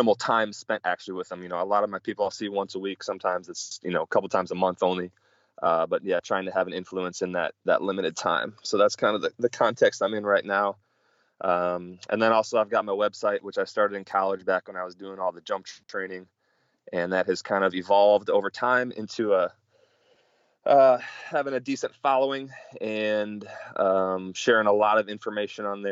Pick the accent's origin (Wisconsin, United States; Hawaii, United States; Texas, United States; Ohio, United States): Wisconsin, United States; Milwaukee; moved away; I'm originally from Milwaukee, Wisconsin